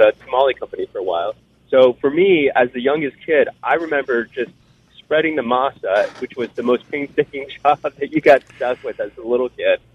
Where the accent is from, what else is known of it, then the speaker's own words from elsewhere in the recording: Arizona, United States; We're from Arizona